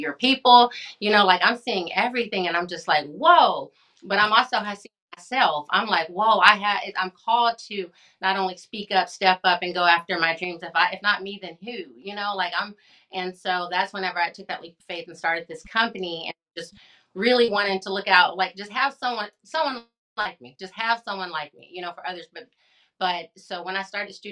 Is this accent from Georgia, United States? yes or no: no; Hobbs, New Mexico, United States; moved away; also born or lived in Midland, Texas; my hometown